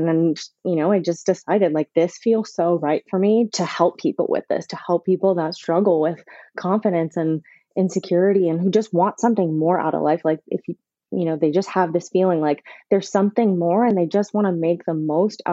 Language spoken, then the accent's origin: English; Canada; moved away as an adult; also born or lived in South Florida; now in Florida, United States; I'm from Canada originally, but I've been living in South Florida for about 5 years